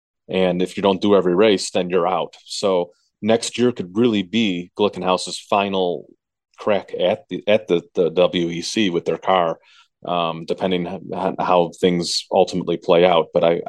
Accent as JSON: {"language": "English", "town": "Chicago", "region": "Illinois", "country": "United States", "tie": "born or raised there", "said": "being a Chicago born and raised in the Chicagoland area."}